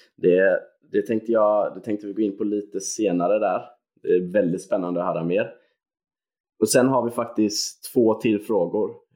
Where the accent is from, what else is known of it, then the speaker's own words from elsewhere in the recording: Gothenburg, Västra Götaland, Sweden; som göteborgare